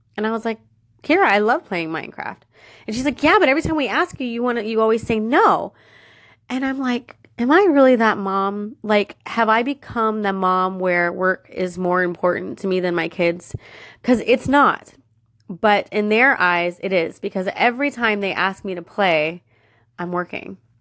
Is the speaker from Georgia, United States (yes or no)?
no; Florida, United States; I was born and raised in Florida, and I'm a Florida girl